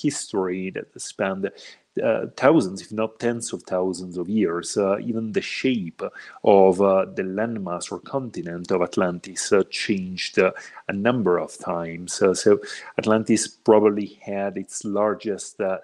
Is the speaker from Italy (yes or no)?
yes; Italy; moved away as an adult; now in Mexico; I'm originally from Italy, but I've been living in Mexico for the past 6 years now